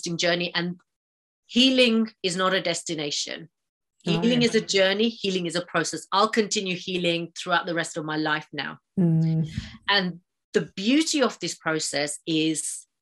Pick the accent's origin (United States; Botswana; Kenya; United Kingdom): Kenya; Mombasa, Mombasa County; I was born and raised in Mombasa, Kenya